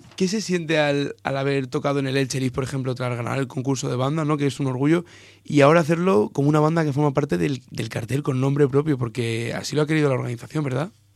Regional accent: Elda, Valencian Community, Spain; más exactamente de Elda, de mi tierra

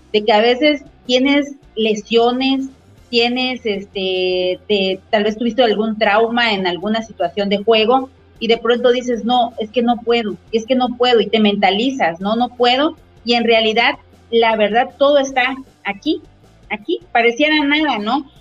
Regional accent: Mexico; como mexicanos

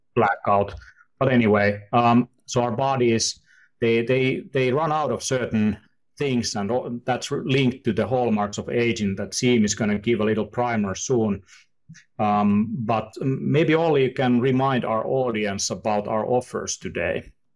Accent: Finland; We are from the, you know, we are from Finland, and, uh, here in the north

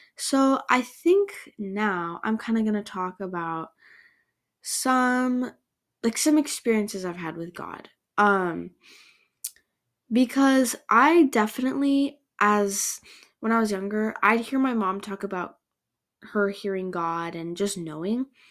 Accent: Canada; I grew up in Canada going to a non-denominational church.

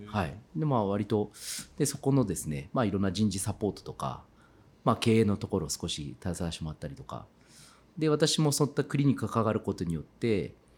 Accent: Kitakyushu, Fukuoka, Japan; moved away as an adult; now in Saga Prefecture, Japan; 北九州出身ですから

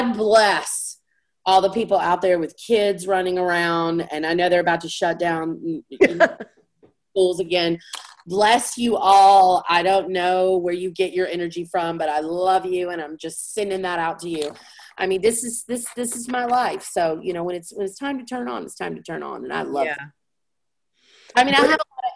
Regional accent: the South, United States; I was raised in the South

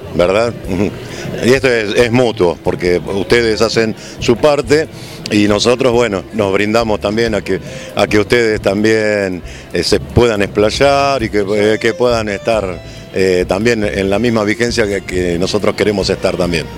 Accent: Ensenada, Buenos Aires Province, Argentina; yo soy de Ensenada

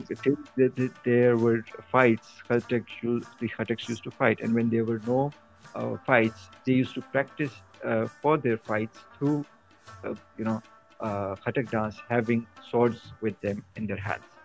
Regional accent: Kohat, Khyber Pakhtunkhwa, Pakistan; moved away; also born or lived in Islamabad; I was born in KP in Khyber Pakhtunkhwa in Kohat district, and I'm basically from the Tehri region of Kohat division

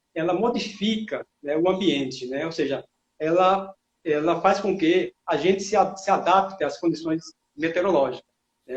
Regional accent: Paraíba, Brazil; moved away as an adult; now in Sergipe, Brazil; eu sou paraibano, mas já estou aqui há muito tempo

